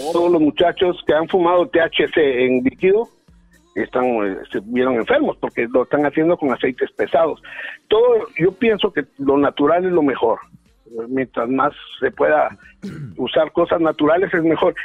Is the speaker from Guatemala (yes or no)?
yes; Guatemala; now in Los Angeles, United States; seré mexicano de corazón y de afecto, pero de nacimiento soy guatemalteco